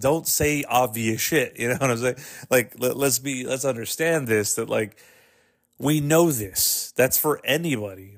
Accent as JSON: {"language": "English", "region": "Texas", "country": "United States", "tie": "born or raised there", "said": "I was born in Texas"}